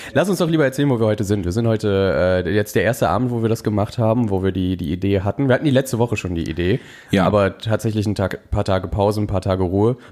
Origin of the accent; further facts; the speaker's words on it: North Rhine-Westphalia, Germany; wir kommen ja beide aus NRW